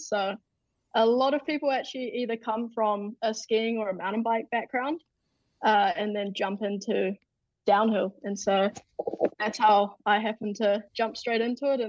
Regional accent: Queenstown, Otago, New Zealand; in my hometown, Queenstown

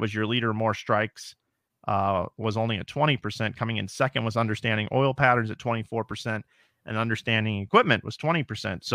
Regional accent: Midwest, United States; I was from the Midwest

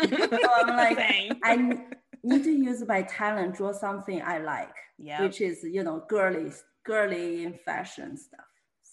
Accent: China; moved away as an adult; also born or lived in New York, United States; now in Houston, United States; I am a full-time artist based in Houston, Texas. I'm originally from China. I moved to US 10 years ago

